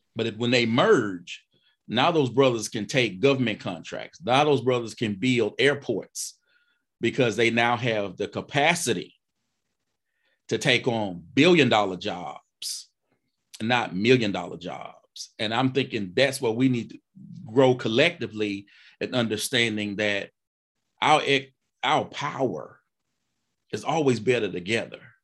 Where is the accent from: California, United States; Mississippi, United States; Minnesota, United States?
Mississippi, United States; I'm from Mississippi now